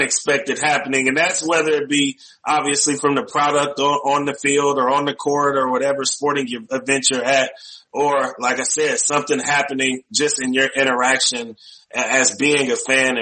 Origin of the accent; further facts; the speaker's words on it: Bay Area, California, United States; I grew up in the Bay Area and I still am an Oakland A's fan